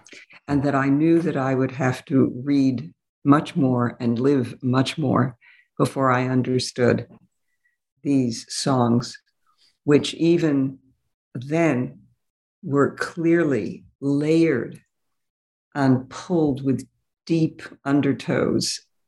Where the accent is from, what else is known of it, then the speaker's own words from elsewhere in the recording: New York City, New York, United States; But I grew up in New York City, and I became interested in multilingual, multicultural studies